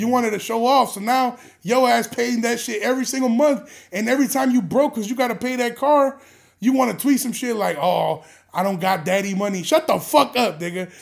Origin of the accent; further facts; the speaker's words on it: Chicago, Illinois, United States; I grew up on Kimball, like, maybe a f, on Kimball and, like, Armitage